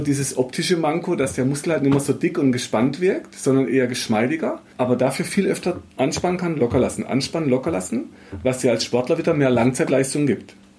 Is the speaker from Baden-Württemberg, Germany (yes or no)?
yes; Black Forest, Baden-Württemberg, Germany; ich bin halt in Schwarzwald aufgewachsen